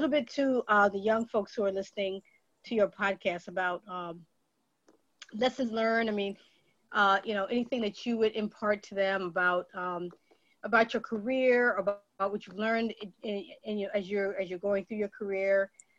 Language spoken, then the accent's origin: English; New York, United States; now in Virginia, United States; I'm from New York, and now, you know, Virginia for New Yorkers is definitely south